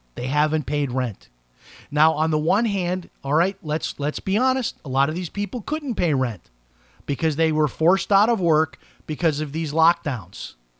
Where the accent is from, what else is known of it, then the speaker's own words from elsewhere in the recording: Chicago, Illinois, United States; my hometown of Chicago